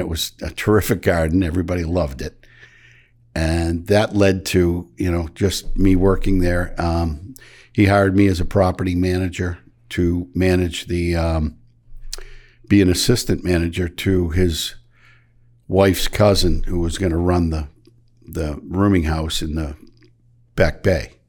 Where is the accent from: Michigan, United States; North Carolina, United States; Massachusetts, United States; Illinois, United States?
Michigan, United States; moved away; I grew up in Michigan on a dairy farm